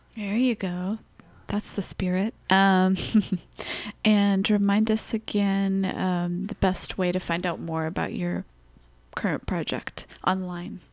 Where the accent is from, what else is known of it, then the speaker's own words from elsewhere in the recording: Los Angeles, California, United States; moved away as an adult; I grew up in Los Angeles